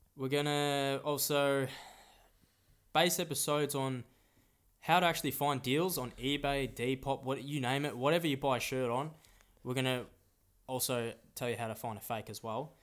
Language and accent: English; Melbourne, Victoria, Australia; we're born in Australia